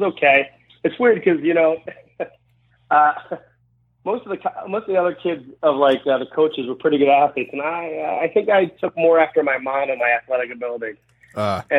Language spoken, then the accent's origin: English; Baltimore, Maryland, United States; moved away as an adult; also born or lived in Los Angeles, California; when I was 23, I moved away from Baltimore, and I went to Los Angeles and lived there.